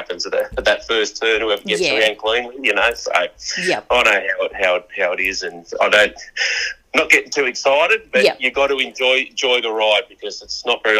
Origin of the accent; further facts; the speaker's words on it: New South Wales, Australia; it's just my home state, and that's when I remember going camping with my family when I was a young kid